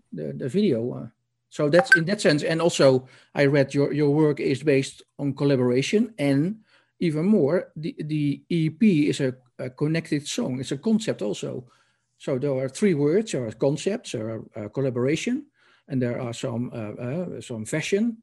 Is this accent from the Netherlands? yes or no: yes; Netherlands; I'm a Dutch journalist